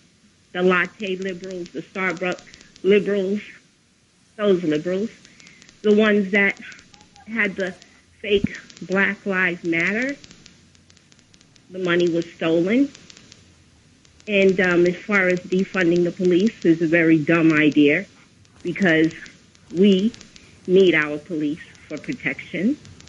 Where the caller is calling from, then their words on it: Queens, New York, United States; Hi, I'm calling from Queens.